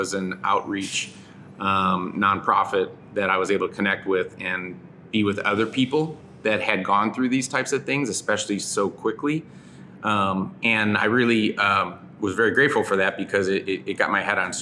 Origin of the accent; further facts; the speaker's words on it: Cleveland, Ohio, United States; also born or lived in Chicago; now in Southern California, United States; I grew up in Cleveland, Ohio